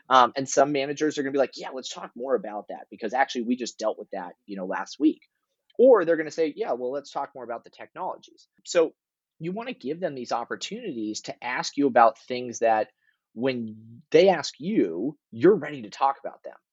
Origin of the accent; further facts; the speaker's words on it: California, United States; I grew up in Northern California